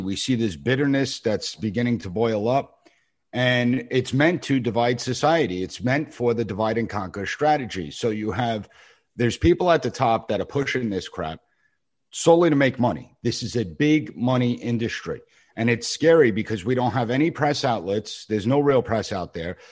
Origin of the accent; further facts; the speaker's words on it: Long Island, New York, United States; I'm from the Long Island region